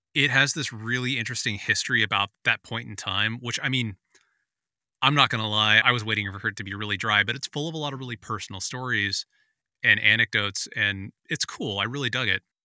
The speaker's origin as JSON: {"language": "English", "town": "San Francisco", "region": "California", "country": "United States", "tie": "born or raised there", "said": "I grew up in San Francisco in the eighties"}